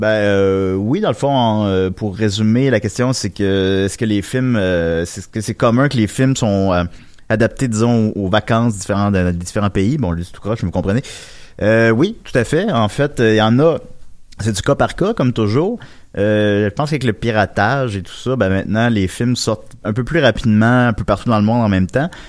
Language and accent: French; Châteauguay, Quebec, Canada; Mais j'ai grandi à Châteauguay.